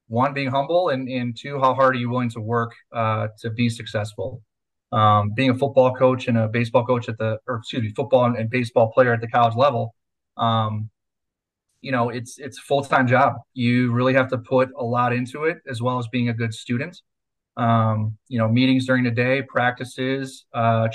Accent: Reedsville, Wisconsin, United States; So grew up in Reidsville, Wisconsin. Small town, just east of Appleton, between Appleton and Manitowoc.

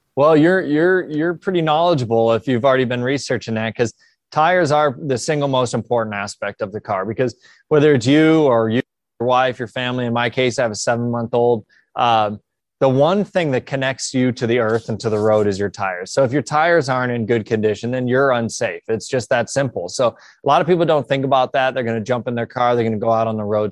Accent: Columbus, Ohio, United States; I'm from Columbus originally, so we're back home, Mid-Ohio this weekend

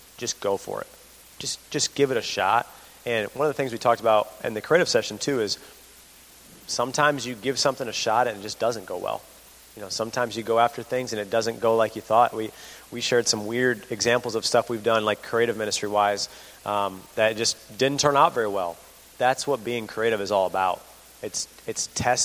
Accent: Imlay City, Michigan, United States; I'm from Emily City, Michigan.

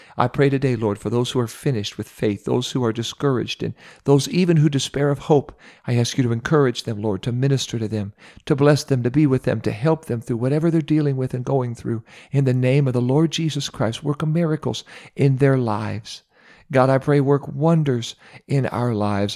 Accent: Ohio, United States; my home state of Ohio

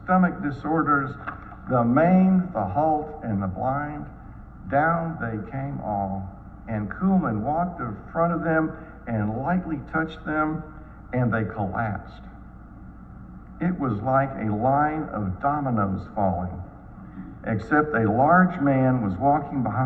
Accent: Dallas, Texas, United States; When I was growing up in Dallas, our family attended a church much like Covenant

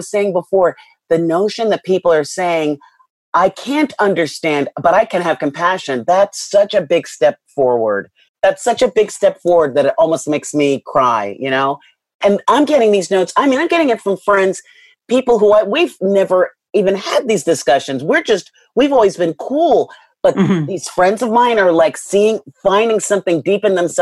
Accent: New York City, New York, United States; I grew up in a part of Queens, St. Albans

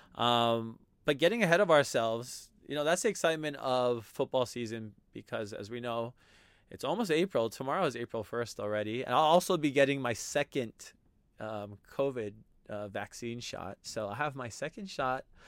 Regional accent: Hawaii, United States; I'm from Hawaii

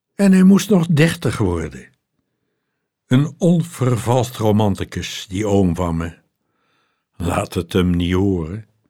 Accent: Loosdrecht, North Holland, Netherlands; Was er bij ons thuis een Duitsstalige vrouw die kort na de oorlog bij ons in Loosdrecht inwoonde

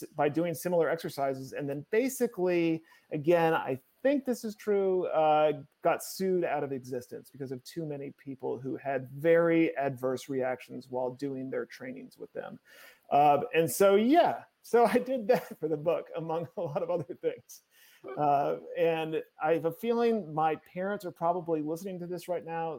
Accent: Connecticut, United States; also born or lived in Chicago, United States / Tennessee, United States; now in Los Angeles, United States; I mostly grew up in Connecticut

